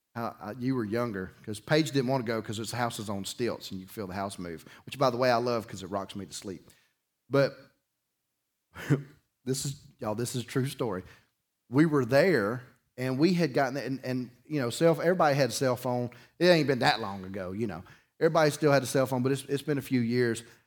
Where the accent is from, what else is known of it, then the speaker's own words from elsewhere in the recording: Dauphin Island, Alabama, United States; I grew up on Dolphin Island